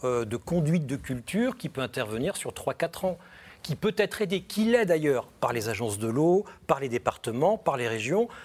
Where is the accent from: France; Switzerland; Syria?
France; the Nord, Hauts-de-France; Chez moi, dans le Nord